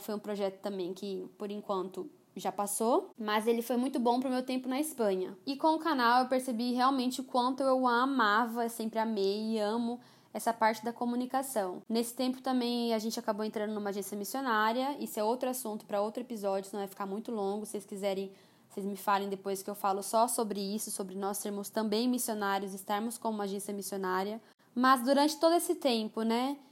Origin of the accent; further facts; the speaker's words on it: Campo Grande, Mato Grosso do Sul, Brazil; Então, eu sou aqui de Campo Grande, Mato Grosso do Sul. Nasci aqui, cresci aqui, passei minha adolescência aqui